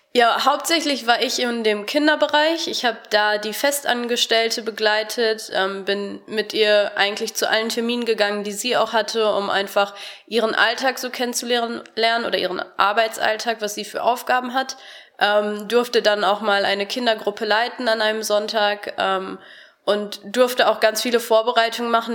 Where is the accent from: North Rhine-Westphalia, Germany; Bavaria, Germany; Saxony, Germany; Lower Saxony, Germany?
North Rhine-Westphalia, Germany; Harsewinkel; moved away as an adult; now in Cologne, Germany; Ich komme aus Hasewinkel, das ist im Kreis Gütersloh.